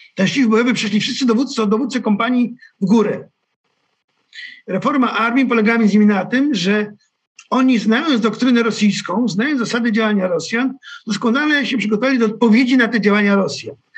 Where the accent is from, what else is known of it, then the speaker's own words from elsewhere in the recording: Kołobrzeg, West Pomeranian Voivodeship, Poland; pochodzę z Kobrzegu, to też jest morze